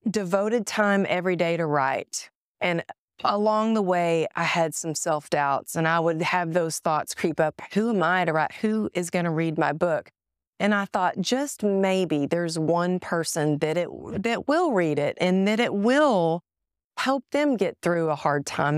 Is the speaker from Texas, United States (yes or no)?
yes; Greenville, Texas, United States; moved away; I was born in Greenville